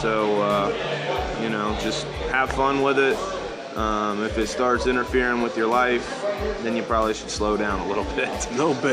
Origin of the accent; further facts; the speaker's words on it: Chillicothe, Ohio, United States; from Chillicothe, Ohio.